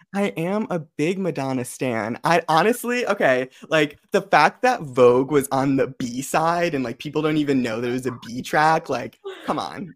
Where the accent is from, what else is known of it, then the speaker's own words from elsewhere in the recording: Connecticut, United States; I'm from Connecticut